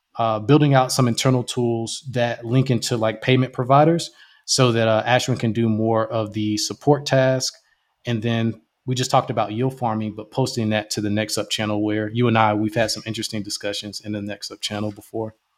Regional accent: Jacksonville, Florida, United States; I'm originally from Jacksonville, Florida

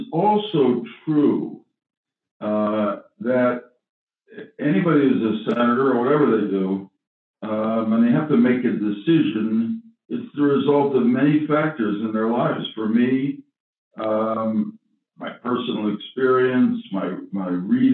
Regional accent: Stamford, Connecticut, United States; I grew up in Stamford, Connecticut.

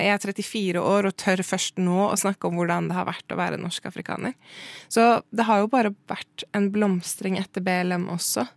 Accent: Norway; jeg er jo norsk og brun

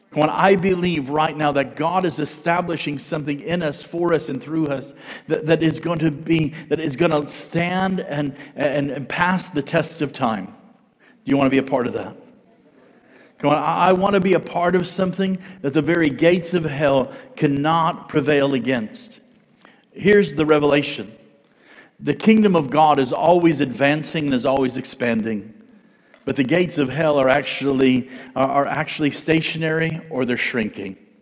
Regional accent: United States; I'm an American

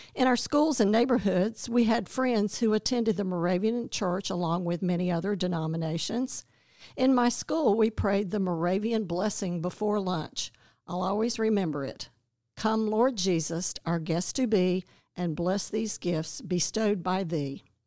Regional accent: Winston-Salem, North Carolina, United States; also born or lived in Clemson; now in Athens, United States; we both grew up in Winston-Salem, North Carolina

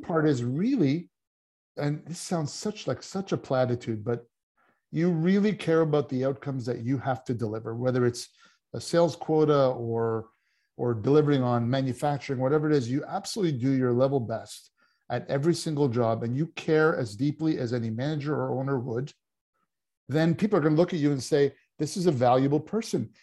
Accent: Canada; coming from Canada, I did play hockey

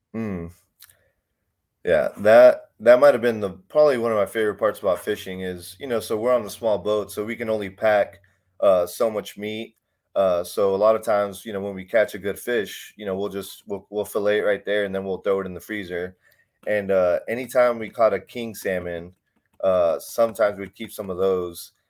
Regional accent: Houston, Texas, United States; I grew up in Texas. I grew up in, uh, I grew up in Houston slash Humble area.

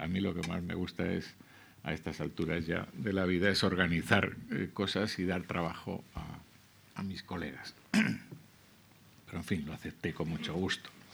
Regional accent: Cáceres, Extremadura, Spain; also born or lived in Zamora / La Vera; now in Madrid, Spain; Yo que me crié, en, eh, nací en Zamora, eh, pero me crié en Cáceres

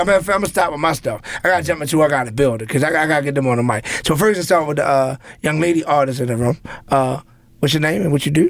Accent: Baltimore, Maryland, United States; My hometown, I officially signed with the Baltimore Orioles 2 weeks ago.

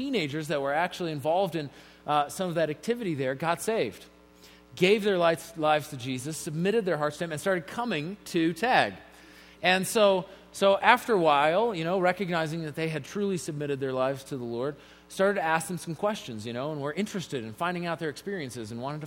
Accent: Colorado Springs, Colorado, United States; I grew up here in Colorado Springs

